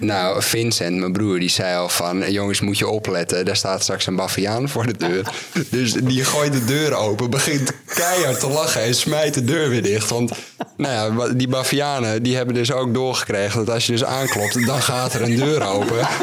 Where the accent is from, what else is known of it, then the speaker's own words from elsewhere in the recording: Netherlands; als Nederlander